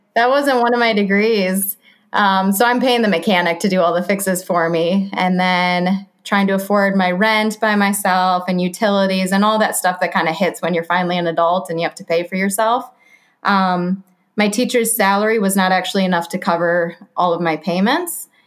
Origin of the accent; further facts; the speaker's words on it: Grand Rapids, Michigan, United States; moved away; I'm from Grand Rapids, Michigan. Spent my whole life there.